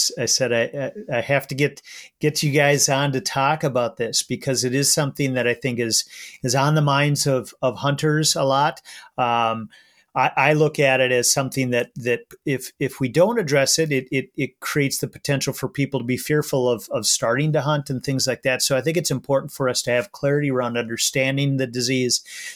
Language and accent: English; Minnesota, United States; as a Minnesotan who's proud of our conservation and funding heritage